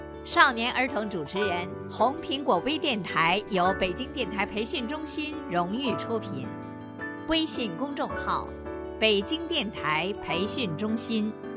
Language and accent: Chinese; Liuyang, Hunan, China; 今年八岁，我来自湖南省浏阳市人民路小学